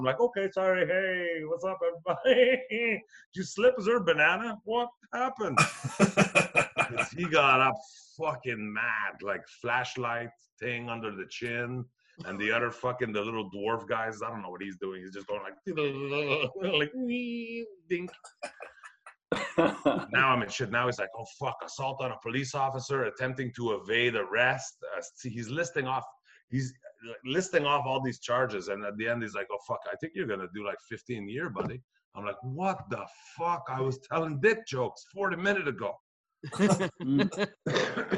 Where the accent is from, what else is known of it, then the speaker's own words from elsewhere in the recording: Brossard, Quebec, Canada; I'm from Brassard, Quebec